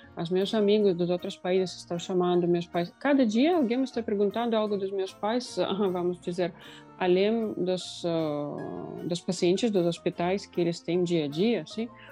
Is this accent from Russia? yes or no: yes; Russia; Portuguese is a second language; moved away; a cidade onde eu nasci, é a cidade de dois mil, duzentos mil habitantes na Rússia